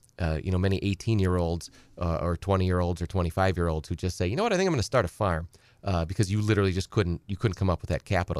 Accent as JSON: {"language": "English", "town": "Edgar", "country": "United States", "tie": "born or raised there", "said": "You know, I've said many times on the show, I grew up on a small farm. I'm from Edgar originally."}